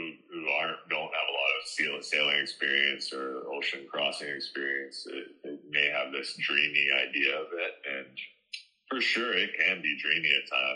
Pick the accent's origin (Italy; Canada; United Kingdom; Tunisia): Canada; my hometown back in Canada